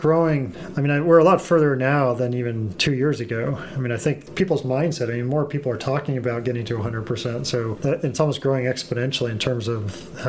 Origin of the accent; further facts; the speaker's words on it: Los Altos, California, United States; In Los Altos.